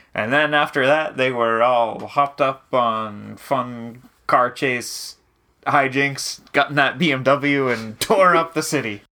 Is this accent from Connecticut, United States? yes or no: no; New Hampshire, United States; when we were kids growing up in New Hampshire